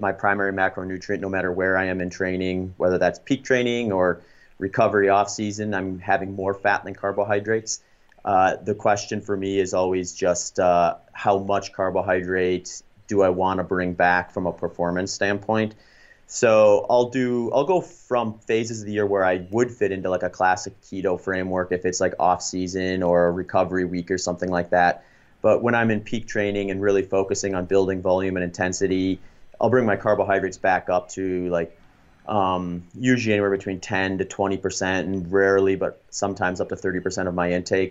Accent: Baraboo, Wisconsin, United States; moved away as an adult; also born or lived in New Ulm, Minnesota / Grand Island, Nebraska; we moved to Baraboo, Wisconsin when I was going into third grade. So most of my life, actually, I spent in, in the Midwest in Wisconsin, and I went to middle school, high school there, college there

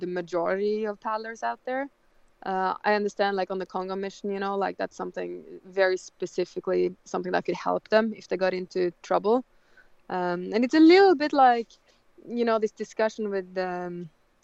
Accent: Otta, Innlandet, Norway; I'm from the Sjoa region. There's a little town there called Otta, so that's just 4 hours north of Oslo

